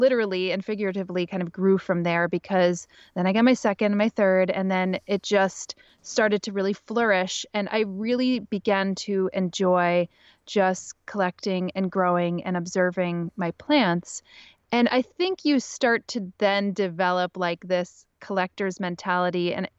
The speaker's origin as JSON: {"language": "English", "region": "Pennsylvania", "country": "United States", "tie": "born or raised there", "lives_now": "Brooklyn, United States", "said": "I grew up in Northeastern Pennsylvania"}